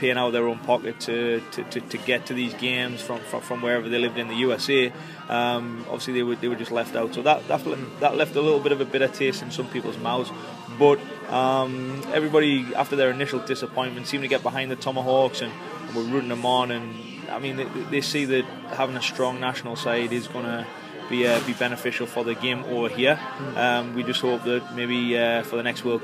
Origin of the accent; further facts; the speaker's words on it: Newcastle upon Tyne, North East England, United Kingdom; moved away as an adult; now in Boston, United States; I'm from Newcastle in England, and I played at Gates at Thunder for 13 years actually before I came over here to America